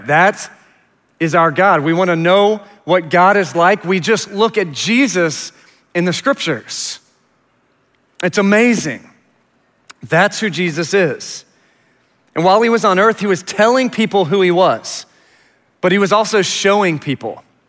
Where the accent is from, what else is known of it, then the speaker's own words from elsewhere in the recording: Richardson, Texas, United States; also born or lived in Houston; we moved to Richardson when I was about four because my Dad had died when I was eight months old, suddenly. And so we moved to Richardson, and I was raised there